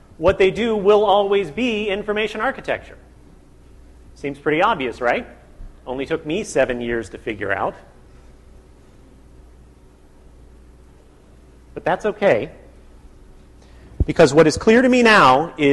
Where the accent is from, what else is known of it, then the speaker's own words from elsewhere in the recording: United States; I grew up in the United States